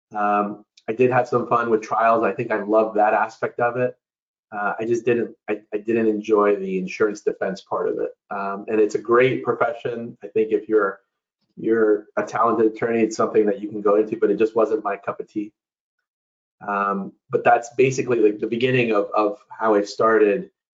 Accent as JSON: {"language": "English", "town": "New York City", "region": "New York", "country": "United States", "tie": "born or raised there", "said": "I was born and raised in New York City. Um, my parents came from Ecuador."}